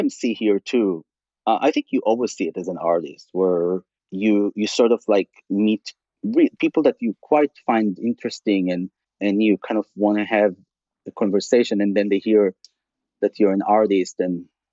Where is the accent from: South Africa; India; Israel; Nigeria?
Israel; Tel Aviv, Tel Aviv District; English is a second language; moved away as an adult; also born or lived in California; I grew up in Israel